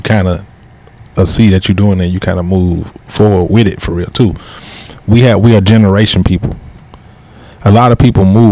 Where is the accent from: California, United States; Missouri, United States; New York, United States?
Missouri, United States; University City; I'm U City. My parents U City.